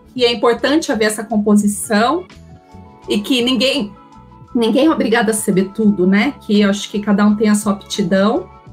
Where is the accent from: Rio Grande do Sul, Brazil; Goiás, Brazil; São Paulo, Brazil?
São Paulo, Brazil; Campinas; eu sou de Campinas